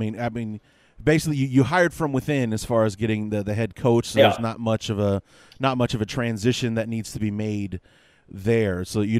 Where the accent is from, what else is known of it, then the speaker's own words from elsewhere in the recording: Chicago, Illinois, United States; I'm from Chicago, born and raised on the North Side.